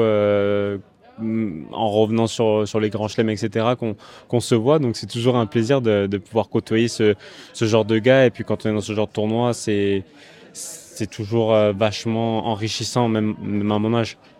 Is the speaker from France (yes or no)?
yes; Bastia, Corsica, France; je suis né à Bastia, donc euh, évidemment je viens de Corse